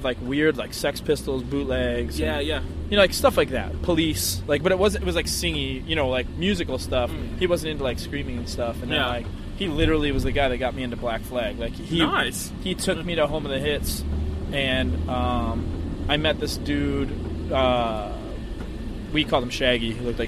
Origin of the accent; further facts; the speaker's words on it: Buffalo, New York, United States; oh, I'm from Buffalo? Who's this band, …?